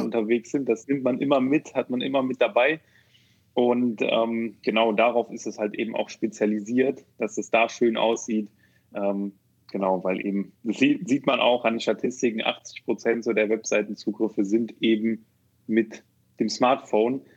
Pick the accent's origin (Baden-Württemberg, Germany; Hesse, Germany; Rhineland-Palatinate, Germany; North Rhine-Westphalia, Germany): North Rhine-Westphalia, Germany; Neuss; now in Düsseldorf, Germany; bin ähm, ursprünglich aus Neuss.